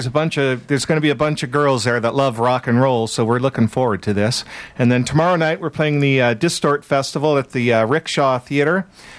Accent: Stockton, California, United States

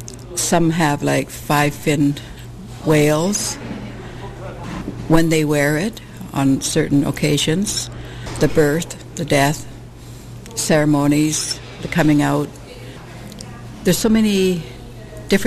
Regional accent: Port Essington area, British Columbia, Canada; moved away; also born or lived in Prince Rupert; I'm from the Essington area, and I lived in Prince Rupert for quite a few years.

